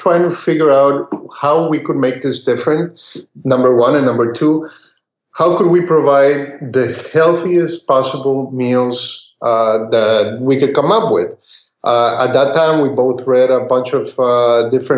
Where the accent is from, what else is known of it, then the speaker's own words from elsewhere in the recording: Costa Rica; moved away; also born or lived in Texas; what I grew up eating, we grew up eating back in Costa Rica